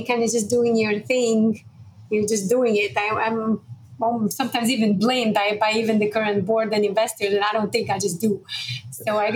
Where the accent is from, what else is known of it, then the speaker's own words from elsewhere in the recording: Budapest, Hungary; moved away; I was born in Budapest, Hungary in 1976